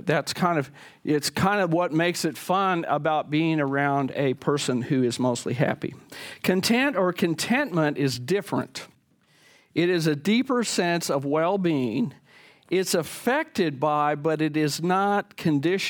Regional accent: the Bible Belt, United States; when I was a kid growing up in the Bible Belt

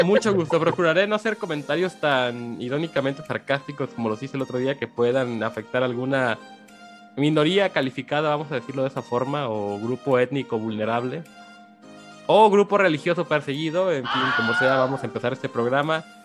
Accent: Mexico; en un pueblo cercano al rancho donde yo nací

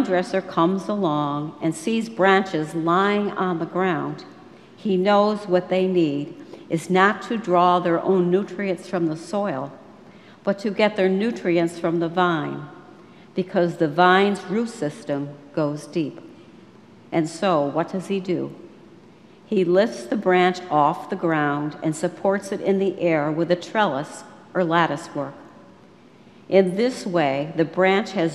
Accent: Western New York, United States; I grew up in Western New York

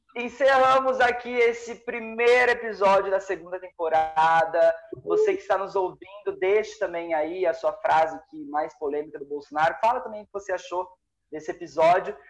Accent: Brazil; Eu sou brasileiro.

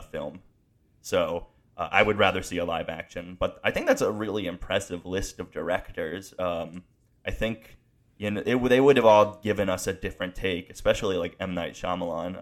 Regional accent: Pennsylvania, United States; also born or lived in Connecticut; I moved to a town in Pennsylvania and I moved from Connecticut

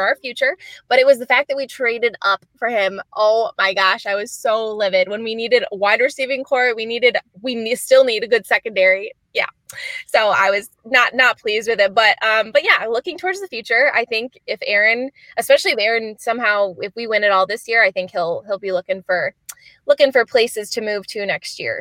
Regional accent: Michigan, United States; grown, born and raised in Michigan

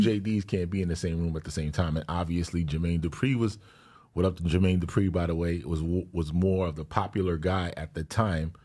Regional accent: New York City, New York, United States; she's from my home, from my hometown too

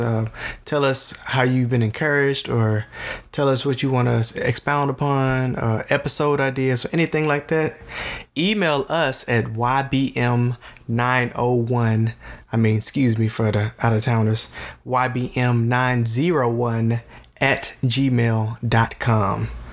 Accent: Tennessee, United States; we are from Tennessee

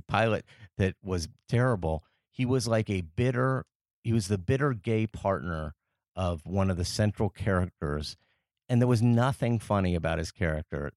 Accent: Paris, Île-de-France, France; moved away as an adult; I grew up in France, uh, after I was, uh, ten years old.

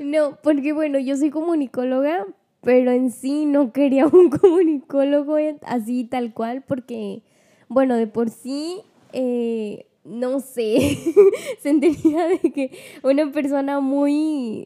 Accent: Ciudad Valles, San Luis Potosí, Mexico; yo soy de Valles, soy Ciudad Valles, en Luis Potosí

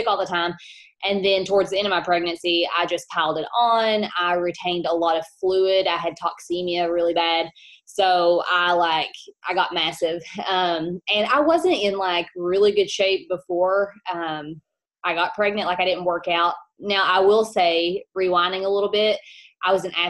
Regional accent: Kentucky, United States; I am from Kentucky

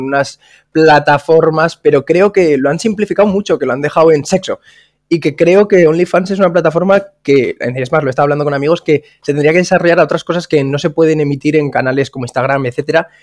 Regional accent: Zaragoza, Aragon, Spain; now in Salou, Spain; yo soy un chaval de Zaragoza que se mudó a Salou

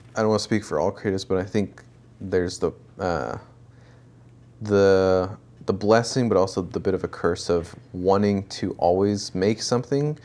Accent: Kent, Washington, United States; also born or lived in El Paso, Texas / Newberg, Oregon; my immediate family moved to Washington and stayed in Kent for most of the time

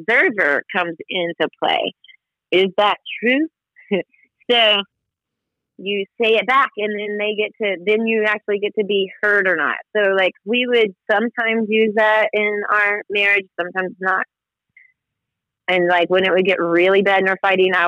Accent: the South, United States; moved away as an adult; now in Washington, D.C., United States; I'm from the South, so I was brought up Southern Baptist

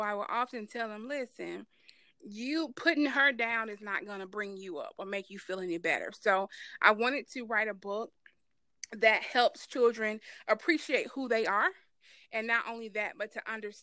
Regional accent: Atlanta, Georgia, United States; I was born and raised in Atlanta, Georgia, Grady

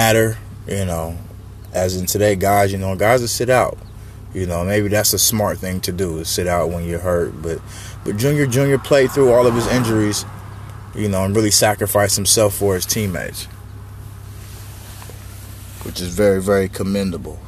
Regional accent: San Diego, California, United States; being a Charger fan and growing up in San Diego

